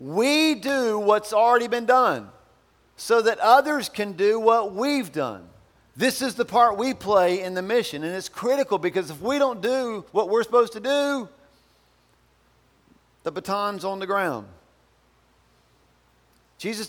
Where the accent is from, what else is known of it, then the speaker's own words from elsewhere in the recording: Albemarle, North Carolina, United States; I'm from Albemarle.